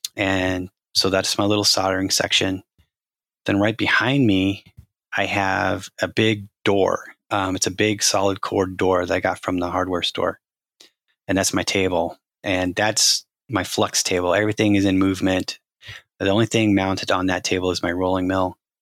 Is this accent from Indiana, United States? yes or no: no; Arizona, United States; I grew up in Arizona